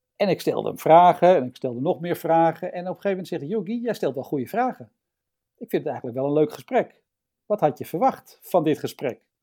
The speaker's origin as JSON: {"language": "Dutch", "town": "Lisse", "region": "South Holland", "country": "Netherlands", "tie": "born or raised there", "also_born_or_lived": "Amsterdam / Sassenheim", "moved": "yes", "lives_now": "Emmen, Netherlands", "said": "Ik ben in Amsterdam geboren. In, uh, in Buitenveld om precies te zijn verhuisd eh, naar eh, Lisse toen ik eh, zeven was."}